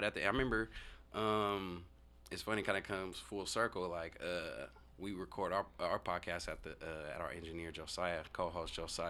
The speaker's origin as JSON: {"language": "English", "town": "Tacoma", "region": "Washington", "country": "United States", "tie": "born or raised there", "said": "I'm from Tacoma, so, you know, growing up in Tacoma, being in the inner city, you know, black youth growing up"}